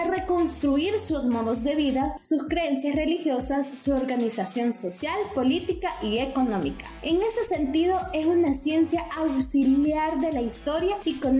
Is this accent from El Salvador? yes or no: yes; Sensuntepeque, Cabañas, El Salvador; yo soy de un pueblo, yo soy de Sensuntepeque, ¿no? Y para llegar a Sensunte tengo que pasar por Hilo Vasco.